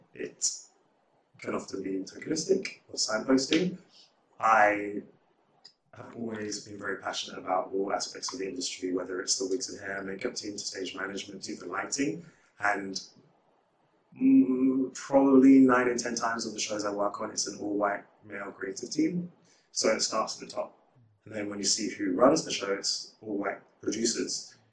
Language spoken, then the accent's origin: English; United Kingdom; being a Brit, a black Brit in LA feels enfranchising